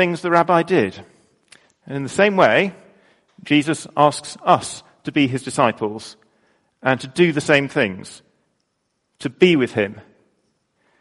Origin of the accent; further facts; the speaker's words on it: United Kingdom; I'm British